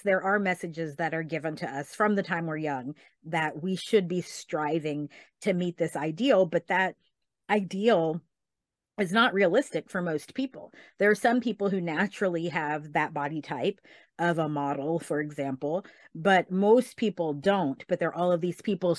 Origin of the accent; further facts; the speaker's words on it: Tennessee, United States; now in Texas, United States; I grew up in Tennessee